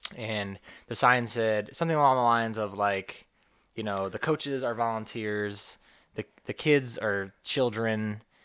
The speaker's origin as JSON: {"language": "English", "region": "New York", "country": "United States", "moved": "yes", "said": "I'm from the Northeast, from New York"}